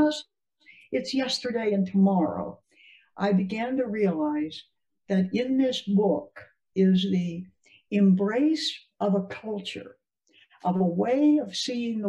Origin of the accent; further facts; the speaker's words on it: United States; as an American